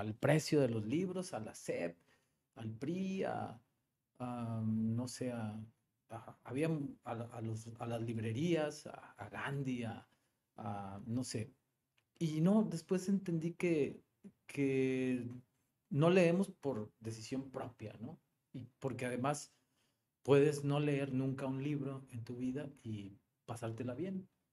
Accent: Monterrey, Nuevo León, Mexico; also born or lived in Guadalupe / Mexico City; soy muy regiomontano, nací en Monterrey. Eh, vivo en Monterrey, en la colonia terminal, ahí por Sintermex. Y sí, toda, toda mi vida

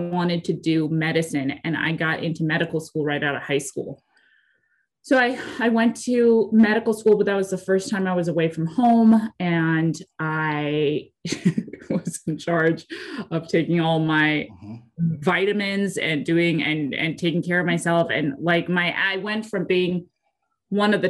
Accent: Santa Barbara, California, United States; moved away as an adult; also born or lived in Phoenix; now in Kansas City, United States; I was born and raised in Santa Barbara, California.

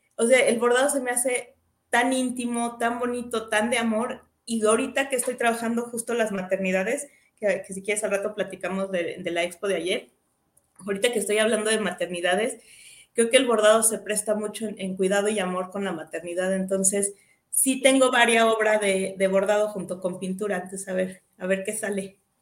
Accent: Querétaro, Mexico; hija de Juan y de Coco, de Moroleón, Guanajuato y de Celaya, soy queretana

